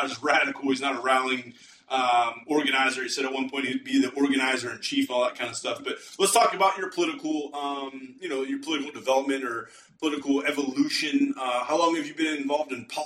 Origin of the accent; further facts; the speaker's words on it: Pennsylvania, United States; I'm from Pennsylvania